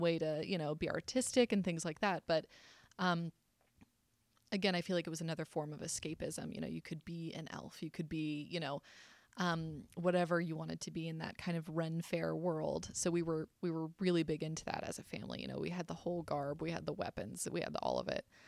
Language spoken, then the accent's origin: English; South Carolina, United States; I was raised in South Carolina.